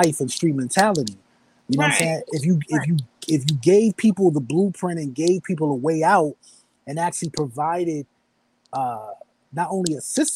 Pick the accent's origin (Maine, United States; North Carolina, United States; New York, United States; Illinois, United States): New York, United States; New York City; growing up in New York, living in the Bronx